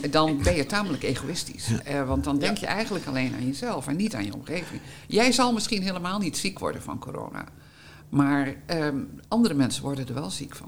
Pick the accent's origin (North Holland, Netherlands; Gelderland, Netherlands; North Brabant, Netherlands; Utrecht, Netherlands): Gelderland, Netherlands; Hengelo; moved away; also born or lived in Almere; ik ben opgegroeid in de Achterhoek, in eh, Hengelo-Gelderland